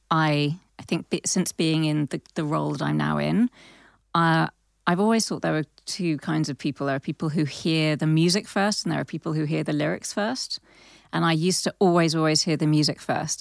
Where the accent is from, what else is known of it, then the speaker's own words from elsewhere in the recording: London, United Kingdom; I grew up in Southwest London